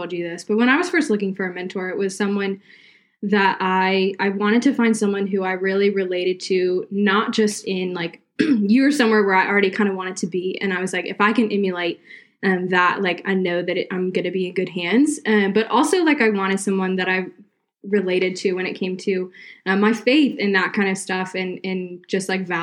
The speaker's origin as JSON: {"language": "English", "region": "South Carolina", "country": "United States", "tie": "born or raised there", "moved": "yes", "lives_now": "Virginia, United States", "said": "I grew up in South Carolina, but now I live in Virginia."}